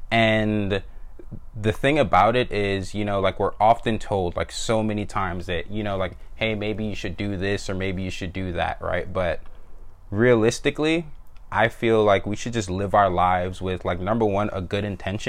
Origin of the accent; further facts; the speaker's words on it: Jamaica; born there; And so my parents are both Jamaican immigrants. I was born in Jamaica, so were my siblings.